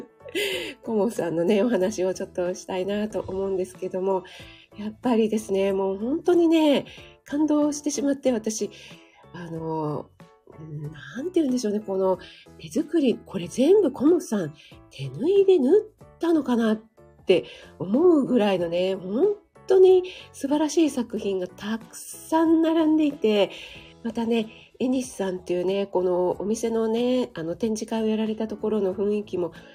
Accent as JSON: {"language": "Japanese", "region": "Kanagawa", "country": "Japan", "tie": "born or raised there", "moved": "yes", "said": "神奈川出身"}